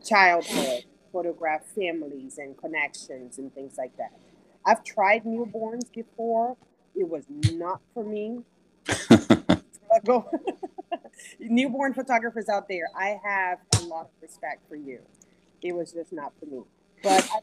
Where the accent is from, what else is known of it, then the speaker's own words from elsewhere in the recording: Brazil; moved away as an adult; now in Houston, United States; I was born and raised in Brazil. I moved to the U.S. about 21 years ago.